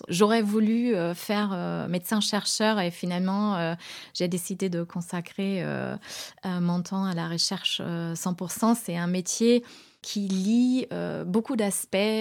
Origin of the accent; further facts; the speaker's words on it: Germany; moved away as an adult; also born or lived in Göttingen, Germany / United States; now in France; je suis née en Allemagne